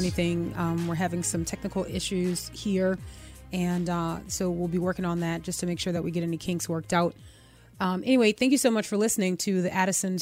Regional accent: United States; an American citizen, as someone who's paid taxes for decades

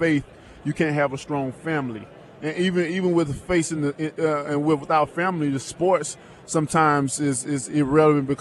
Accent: Tuscaloosa, Alabama, United States; I'm from Tuscaloosa, Alabama

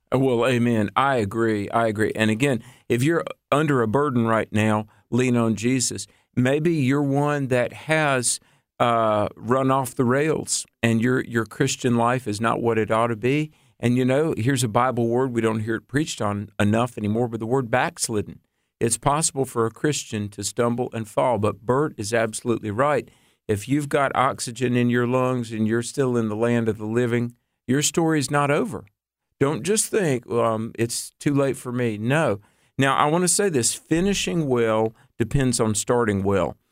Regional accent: North Carolina, United States; moved away; back in North Carolina, my home state

